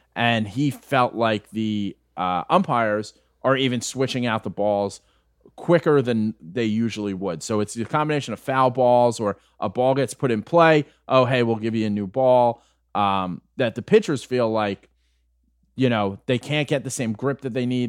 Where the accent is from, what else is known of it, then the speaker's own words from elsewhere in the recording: New York, United States; I'm an Irish guy from New York